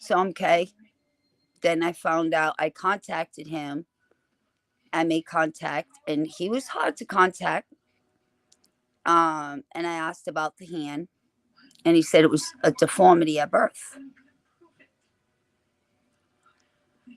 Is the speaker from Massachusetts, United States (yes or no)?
yes; Massachusetts, United States; I'm from Massachusetts.